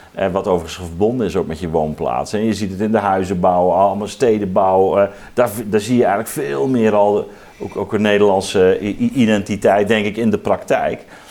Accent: Zeelandic Flanders, Netherlands; ik ben zelf opgegroeid in Zeeuws-Vlaanderen

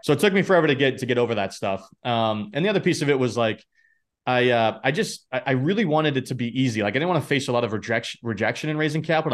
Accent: New Hampshire, United States; now in Boston, United States; I grew up in New Hampshire, you know, live in Boston now

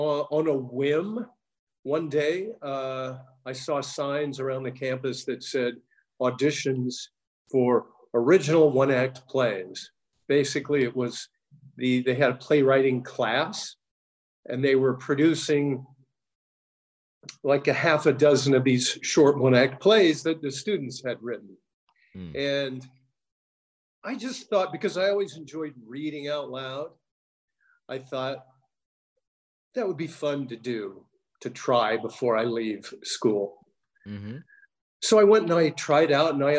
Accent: San Francisco Bay Area, California, United States; moved away as an adult; now in Los Angeles, United States; I'm originally from the Bay Area

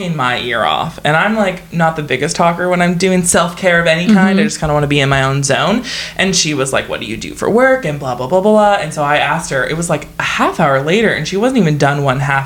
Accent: Canada; We're Canadian.

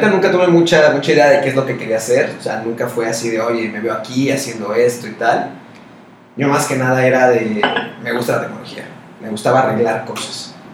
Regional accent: State of Mexico, Mexico; bueno, en el Estado de México. Ah, siempre, siempre. Siempre allá.

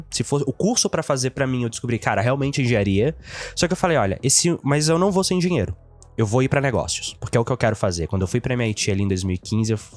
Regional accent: Itabirito, Minas Gerais, Brazil; also born or lived in Teófilo Otoni; Cara, eu nasci numa cidade chamada Teoflotone, no norte de Minas.

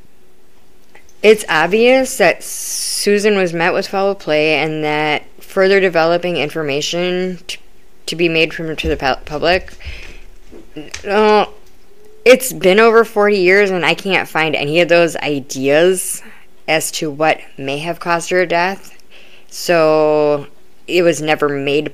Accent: Wisconsin, United States; I'm from Wisconsin

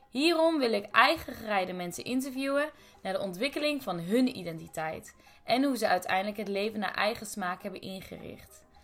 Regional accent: Deventer, Overijssel, Netherlands; born there; also born or lived in Brussels / Istanbul; now in Amsterdam, Netherlands; Turkse ouders, geboren in Deventer, in Brussel gewoond, in Istanbul gewoond en momenteel woon ik in Amsterdam als masterstudent.

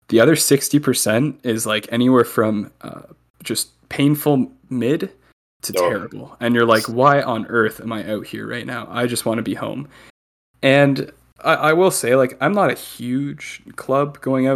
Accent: Milton, Ontario, Canada; I grew up in Milton

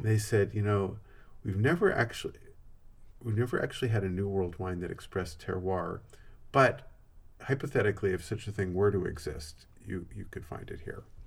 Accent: Santa Cruz, California, United States; I'm from Santa Cruz

